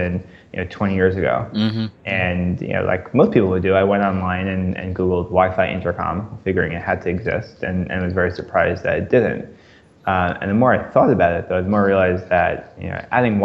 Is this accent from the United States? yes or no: yes; New York, United States; now in Philadelphia, United States; I grew up in New York. I'm close with my parents. I live now in Philadelphia